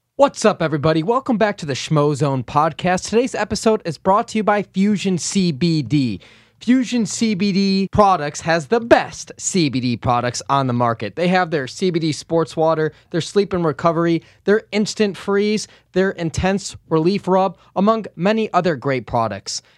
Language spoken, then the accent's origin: English; Chicago, Illinois, United States; I grew up on the North Side